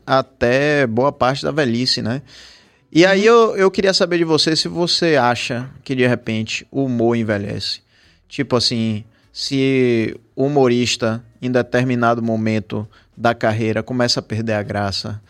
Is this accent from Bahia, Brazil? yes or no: yes; Salvador, Bahia, Brazil; aqui em Salvador, na Bahia